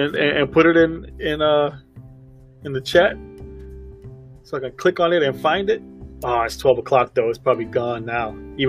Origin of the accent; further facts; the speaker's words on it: Brooklyn, New York, United States; accent: Brooklyn; I'm born and raised in Brooklyn, and I feel like I lost a lot of it. But, however, when I get around my family, it comes right out.